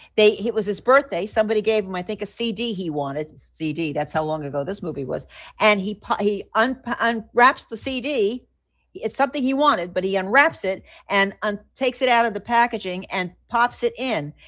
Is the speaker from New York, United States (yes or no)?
no; New Jersey, United States; when I was growing up in New Jersey